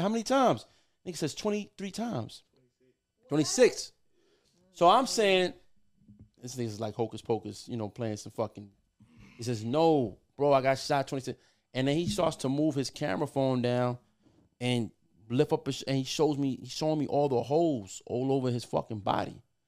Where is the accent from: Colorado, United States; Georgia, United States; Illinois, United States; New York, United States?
New York, United States; moved away as an adult; also born or lived in Puerto Rico / Los Angeles / Miami / Atlanta; I'm born and raised in New York. uh, by way of Puerto Rico. But, you know, I moved around a lot